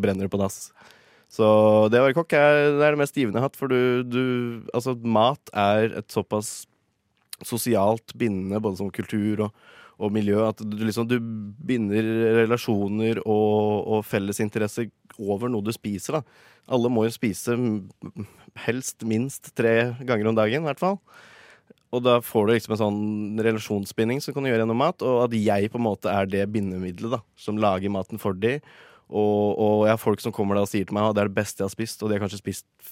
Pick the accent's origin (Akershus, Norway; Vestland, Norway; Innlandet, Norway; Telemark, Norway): Innlandet, Norway; Gjøvik; moved away as an adult; now in Oslo, Norway; jeg kom fra Gjøvik, så jeg starta der.